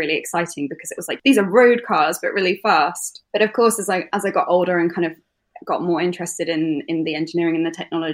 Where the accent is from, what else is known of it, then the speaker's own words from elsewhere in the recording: East Midlands, United Kingdom; I grew up near Silverstone and went to school really nearby.